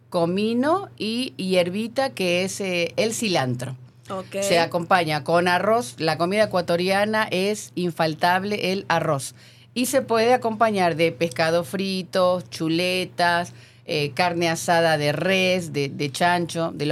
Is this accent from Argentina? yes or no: yes; Argentina; now in Ecuador; soy argentina y vivo en Ecuador.